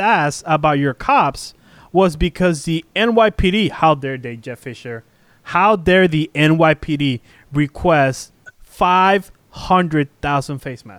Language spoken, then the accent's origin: English; Puerto Rico; born there; I was born in Puerto Rico, so I'm like a native.